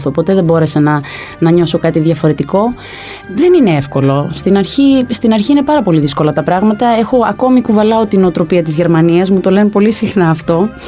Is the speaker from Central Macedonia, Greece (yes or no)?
yes; Thessaloniki, Central Macedonia, Greece; now in Athens, Greece; μετακομίζουμε στη Θεσσαλονίκη, γιατί είμαι από τη Θεσσαλονίκη. Και εκεί ε, περνάω στο τμήμα εμπορία και διαφήμιση.